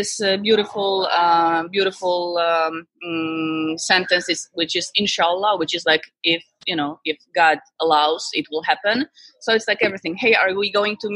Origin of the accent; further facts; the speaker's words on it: Poland; moved away as an adult; now in Indonesia; I'm from Poland, so I before I came to Indonesia